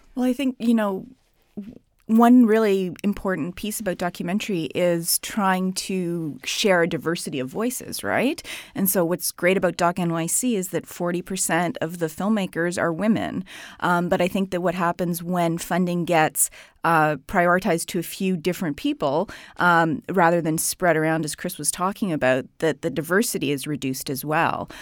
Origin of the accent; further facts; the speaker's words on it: Canada; I'm from Canada.